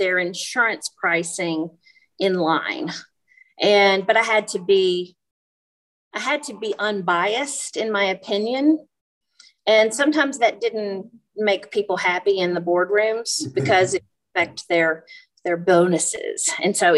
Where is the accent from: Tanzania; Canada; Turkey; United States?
United States; the South; moved away; also born or lived in Europe; I grew up in the South